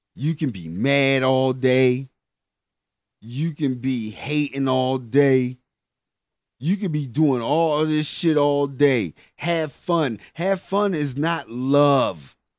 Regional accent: United States; we as the American people

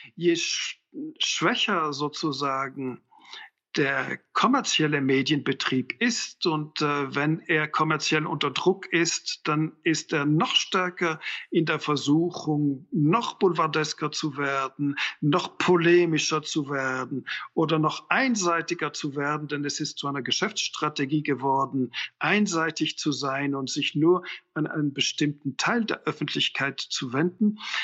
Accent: Switzerland; als Schweizer

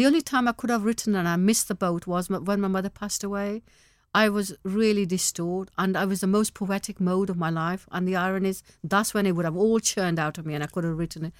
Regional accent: Manchester, North West England, United Kingdom; English is a second language; also born or lived in Pakistan; only eight years I spent in Pakistan. Now I'm na-, sixty. Uh, the rest of my life's been here. I'm in Mancunian, I live in Manchester.

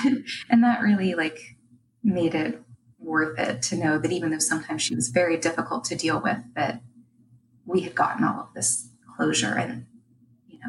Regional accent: Pittsburgh, Pennsylvania, United States; I'm from Pittsburgh, Pennsylvania

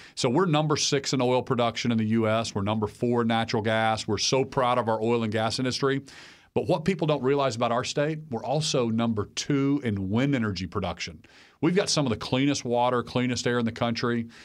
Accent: Oklahoma, United States; In Oklahoma, we never had reservations. That's the way we've been since statehood

